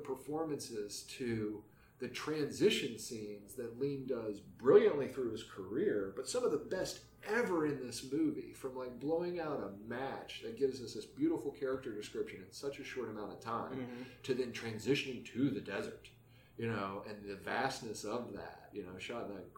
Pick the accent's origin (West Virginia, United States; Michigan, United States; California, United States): West Virginia, United States; moved away; growing up in West Virginia, first off, it's a beautiful location